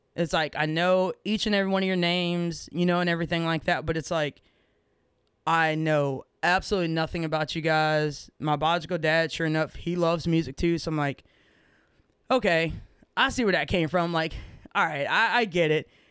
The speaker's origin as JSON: {"language": "English", "town": "Rosebud", "region": "Texas", "country": "United States", "tie": "born or raised there", "said": "I grew up in Rosebud, Texas"}